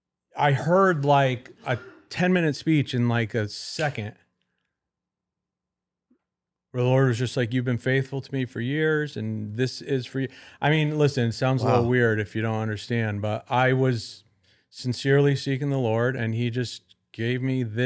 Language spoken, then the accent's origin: English; Connecticut, United States